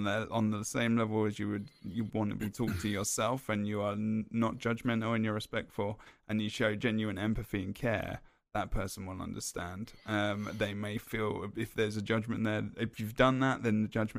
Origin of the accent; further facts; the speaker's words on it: England, United Kingdom; now in United States; I am in Pacific time on the west coast of America, although I am English